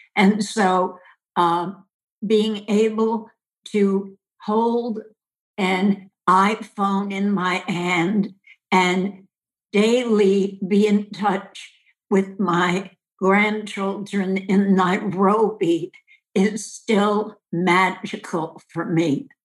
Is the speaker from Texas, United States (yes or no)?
no; Westchester, New York, United States; Where I'm from is Westchester, New York, about 25 miles north of the city